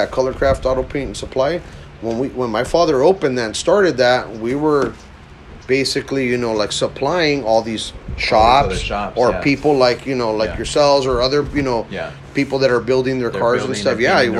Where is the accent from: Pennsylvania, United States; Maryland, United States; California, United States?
California, United States; Huntington Park; also born or lived in Peru; now in Downey, United States; My dad's from Ecuador and my mom's from Peru, you know, so, but I was born in Peru, you know, so, growing up, you know, in Huntington Park and, you know, I've been surrounded by all cultures